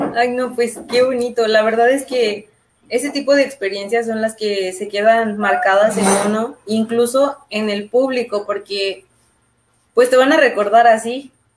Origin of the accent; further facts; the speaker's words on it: León, Guanajuato, Mexico; nosotros somos de León